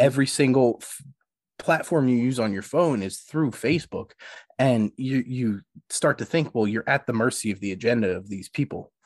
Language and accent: English; Philadelphia, Pennsylvania, United States; I'm, I'm from Philly.